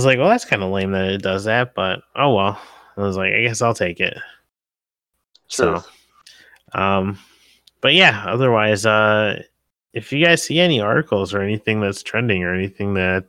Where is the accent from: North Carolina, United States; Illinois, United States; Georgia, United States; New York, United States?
Illinois, United States; Rock Falls; I was like from Rock Falls.